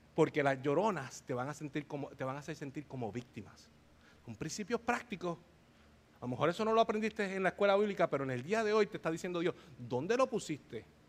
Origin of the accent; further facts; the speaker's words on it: Bayamón, Puerto Rico; yo soy de Bayamón, Puerto Rico